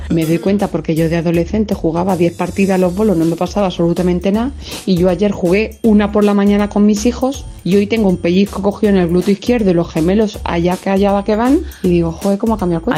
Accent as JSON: {"language": "Spanish", "region": "Cantabria", "country": "Spain", "said": "Yo soy de Cantabria"}